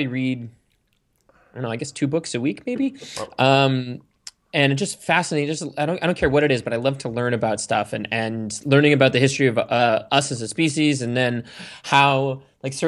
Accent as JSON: {"language": "English", "town": "Sandwich", "region": "Massachusetts", "country": "United States", "tie": "born or raised there", "said": "I grew up in Cape Cod, Massachusetts, in a town called Sandwich"}